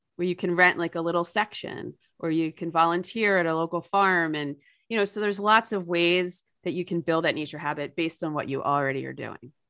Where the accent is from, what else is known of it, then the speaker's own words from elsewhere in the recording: New Jersey, United States; my home state of New Jersey